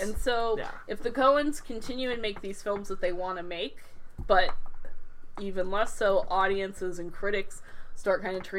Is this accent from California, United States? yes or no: no; Arizona, United States; I was raised in Arizona.